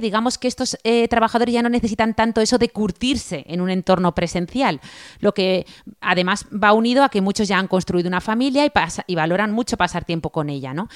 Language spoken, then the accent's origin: Spanish; Spain